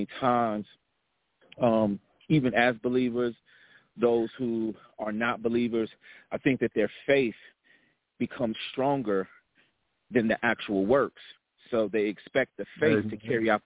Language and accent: English; Stone Mountain, Georgia, United States; now in Charlotte, United States; I actually call home Atlanta, Stone Mountain, which is where a lot of my youth that I was